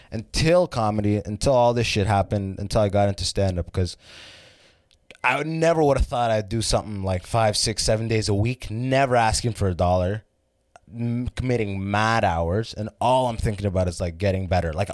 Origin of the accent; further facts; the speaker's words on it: Detroit, Michigan, United States; moved away as an adult; now in San Francisco, United States; I moved from Detroit, and then in San Francisco, I go in.